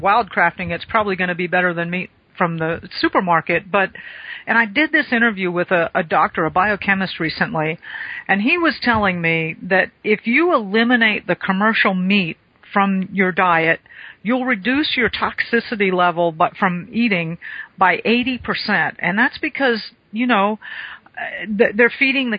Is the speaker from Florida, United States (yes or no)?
yes; South Florida, United States; moved away; I grew up in South Florida, still got family